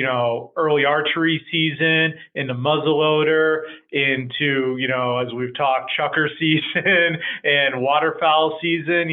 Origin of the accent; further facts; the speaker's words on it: New Hampshire, United States; moved away; born and raised in New Hampshire